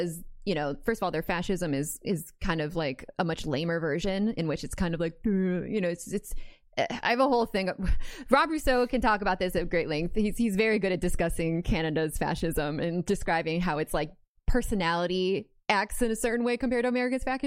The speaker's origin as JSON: {"language": "English", "country": "United States", "said": "as an American"}